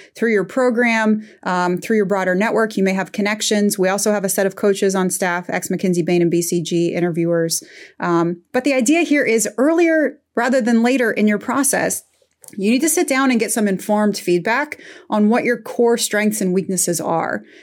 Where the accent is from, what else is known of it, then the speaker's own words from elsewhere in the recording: Midwest, United States; also born or lived in Northern Afghanistan; I'm from the Midwest, from a family of engineers